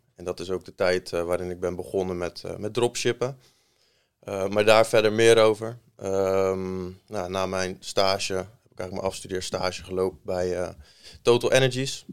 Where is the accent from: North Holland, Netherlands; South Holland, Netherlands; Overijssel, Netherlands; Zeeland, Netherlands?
South Holland, Netherlands; Maasland; also born or lived in Rotterdam / Delft; geboren in Rotterdam. verder opgegroeid in Maasland, klein dorpje in Zuid-Holland, in de buurt van Rotterdam